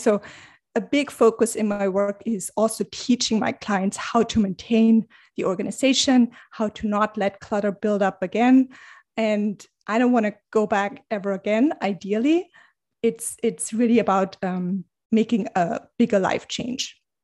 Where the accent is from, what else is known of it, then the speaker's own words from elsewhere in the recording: Germany; moved away as an adult; now in New York City, United States; I am originally from Germany. I've been living in New York City, uh, for the past, I think, nine years.